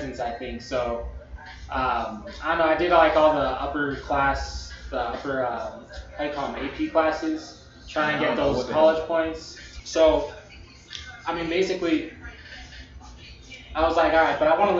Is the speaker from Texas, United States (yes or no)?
yes; El Paso, Texas, United States; also born or lived in Las Cruces; growing up in El Paso